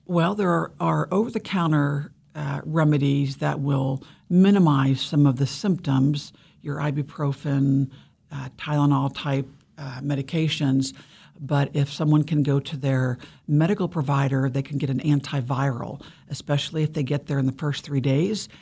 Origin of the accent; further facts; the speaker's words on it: Ohio, United States; moved away as an adult; also born or lived in Pennsylvania; now in Kansas, United States; I was born in Pennsylvania and grew up in Ohio, but I've been in Kansas since I was twenty-one, so this is my home